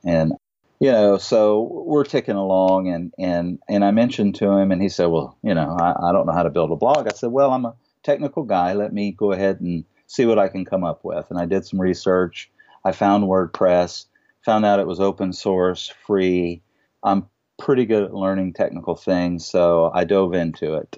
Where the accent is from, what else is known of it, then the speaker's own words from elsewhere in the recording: Louisiana, United States; We're from Louisiana